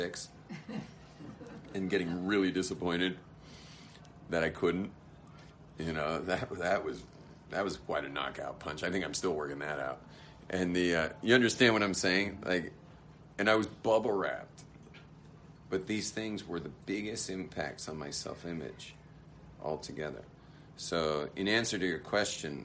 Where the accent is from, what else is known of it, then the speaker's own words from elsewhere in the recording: Los Angeles, California, United States; I was raised in West